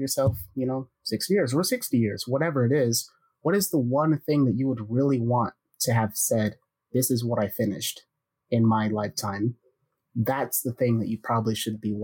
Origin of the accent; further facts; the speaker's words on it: United States; as an American